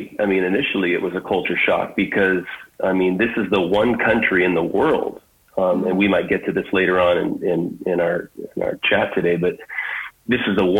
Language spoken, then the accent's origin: English; United States; moved away as an adult; now in Jerusalem, Israel; as an American coming to another country